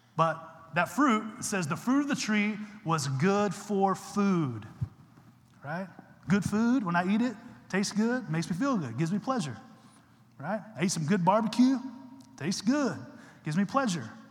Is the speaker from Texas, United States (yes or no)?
yes; Texas, United States; I'm from Texas